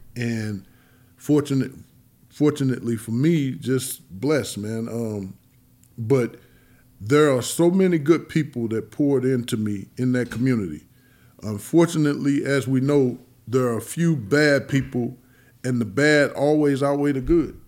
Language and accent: English; East St. Louis, Illinois, United States; born or raised there